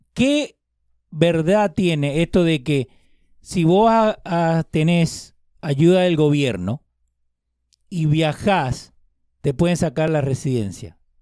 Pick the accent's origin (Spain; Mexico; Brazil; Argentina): Argentina; now in United States